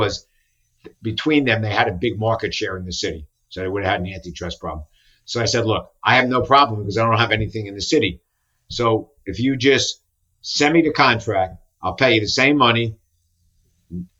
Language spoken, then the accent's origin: English; Paramus, New Jersey, United States; also born or lived in Bronx, New York / Long Island, New York; now in New York City, United States; I grew up in New Jersey